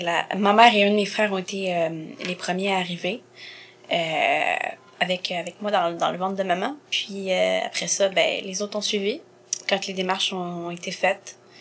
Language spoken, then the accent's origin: French; Montreal, Quebec, Canada; Et elle m'a eu ici à Montréal en 96. Donc euh, je suis née ici